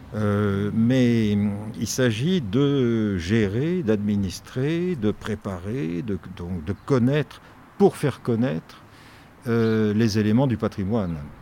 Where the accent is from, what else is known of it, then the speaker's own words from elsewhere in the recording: Paris region, Île-de-France, France; also born or lived in Toulouse / Ségus, Hautes-Pyrénées; now in Hautes-Pyrénées, France; je suis né à Toulouse où mon père avait fait pendant la guerre son retour à la terre. Il était agriculteur et il est resté de 1942 à 1950. Après quoi, nous avons habité euh, la région parisienne